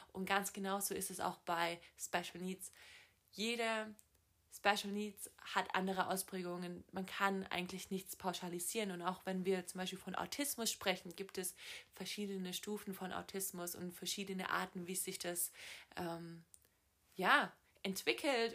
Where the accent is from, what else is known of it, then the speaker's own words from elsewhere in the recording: Southern Germany, Germany; also born or lived in Los Angeles, United States / Boston, United States; ich komme aus Süddeutschland